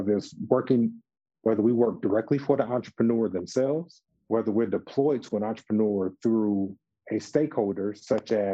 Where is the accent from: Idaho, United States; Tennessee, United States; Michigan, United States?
Michigan, United States; Detroit; moved away; also born or lived in Atlanta, Georgia / Washington, District of Columbia, United States; I'm originally from Detroit, Michigan